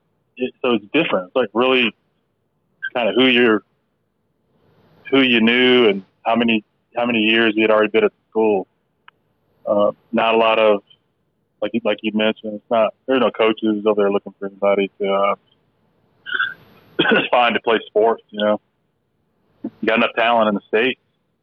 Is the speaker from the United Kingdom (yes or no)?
no; Germany; born there; But I was born in Germany, and I think when it's all said and done, I think my family ended up being in nine years there. So half my childhood, right, spent back and forth to Germany.